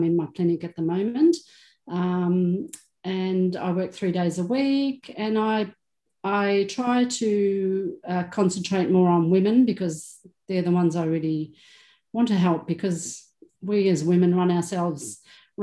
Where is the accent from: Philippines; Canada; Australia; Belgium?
Australia; Melbourne, Victoria; I was born in Melbourne, born on the beach, you know, grew up the little surfy girl, I guess you could say. So very normal Aussie lifestyle